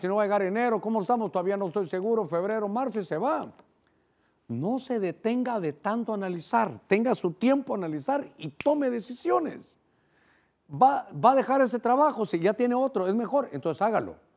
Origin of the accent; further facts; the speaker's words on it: Honduras; para nosotros como hondureños